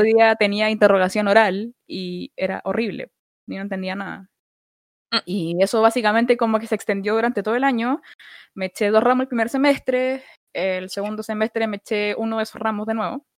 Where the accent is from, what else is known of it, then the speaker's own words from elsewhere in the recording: Santiago, Santiago Metropolitan Region, Chile; soy de Santiago, de la comuna de Budahuel